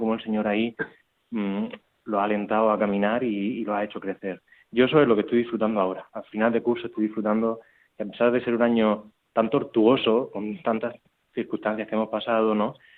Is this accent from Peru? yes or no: no; Murcia, Region of Murcia, Spain; moved away as an adult; also born or lived in Barcelona; yo soy de Murcia, no soy Barcelona